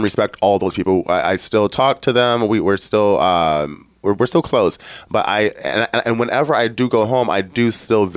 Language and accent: English; Detroit, Michigan, United States; I grew up in Detroit, Michigan